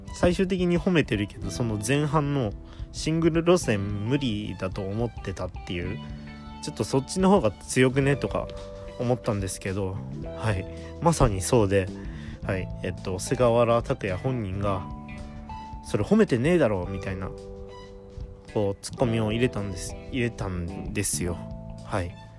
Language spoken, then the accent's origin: Japanese; Toyama, Japan; 富山の高3の子がね来たということで